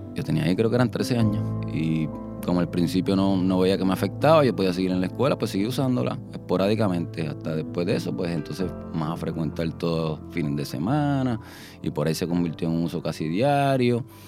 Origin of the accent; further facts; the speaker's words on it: Guaynabo, Puerto Rico; Yo soy nacido y criado natural en Guaynabo